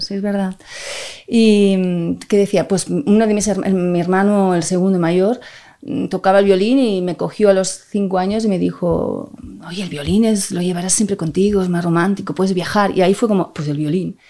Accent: Barcelona, Catalonia, Spain; he nacido en Barcelona

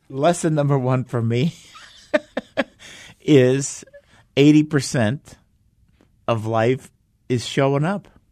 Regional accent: Minneapolis, Minnesota, United States; moved away as an adult; also born or lived in Arizona; Growing up in Minneapolis

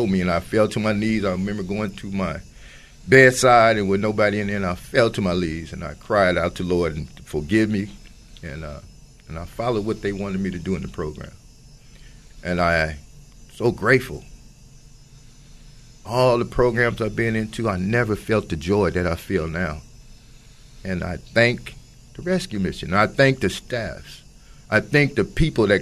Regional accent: Oakland, California, United States; I'm from Oakland

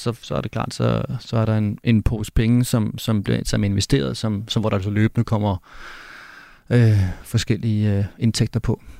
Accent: Denmark; jeg kommer trods alt fra Danmark

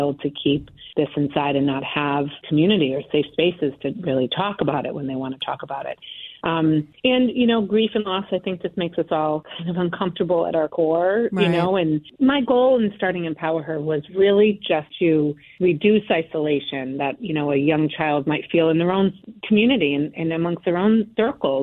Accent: Connecticut, United States; moved away; also born or lived in Boston; I grew up in Connecticut with a lot of support

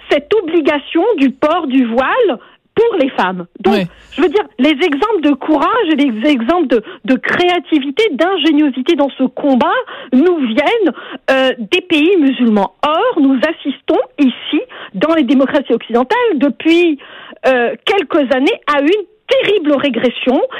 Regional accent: Algeria; now in Canada; je viens moi-même d'Algérie

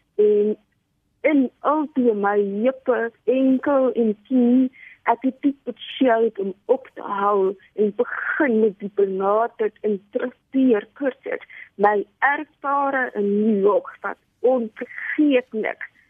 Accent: Cape Town, Western Cape, South Africa; Ek is gebore in Kaap. Ek was in Dennapat skool

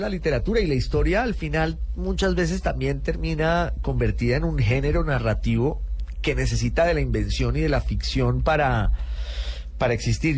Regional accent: Popayán, Cauca, Colombia; moved away as an adult; also born or lived in Bogotá / United Kingdom / Italy (mother's side); soy de Popayán

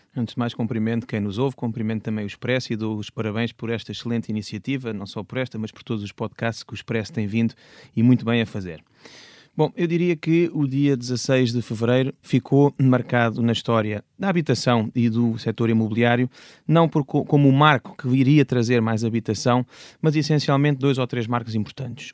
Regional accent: Portugal; nós todos, enquanto portugueses

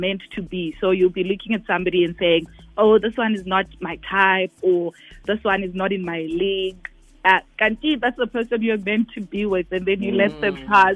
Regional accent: Zimbabwe; now in South Africa; I'm from Zim.

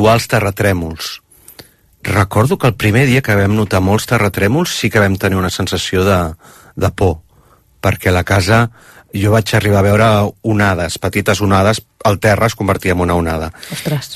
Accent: Barcelona, Catalonia, Spain; born or raised there; moved away as an adult; now in Iceland

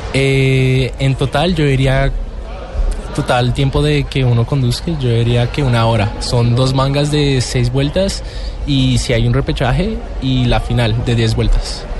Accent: Colombia; Yo soy el único latinoamericano y colombiano representando en el rallycross.

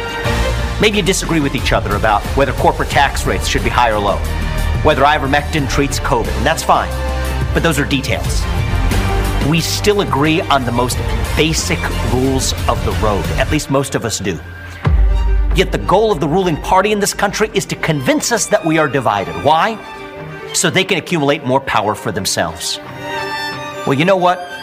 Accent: Ohio, United States; I grew up in Ohio in the 90s

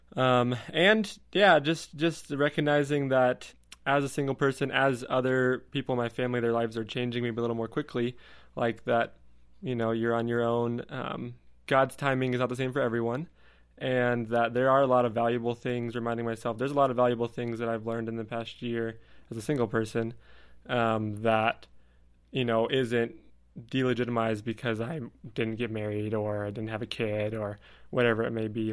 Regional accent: California, United States; moved away as an adult; I'll come back to California where I'm from

